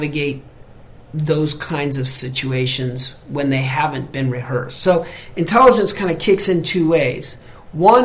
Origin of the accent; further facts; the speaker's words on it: United States; I'm American